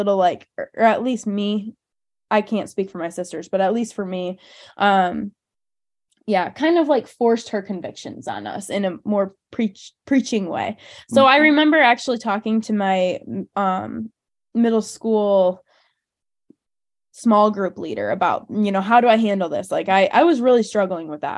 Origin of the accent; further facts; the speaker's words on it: Hudsonville, Michigan, United States; we both grew up in Hudsonville, very similar upbringings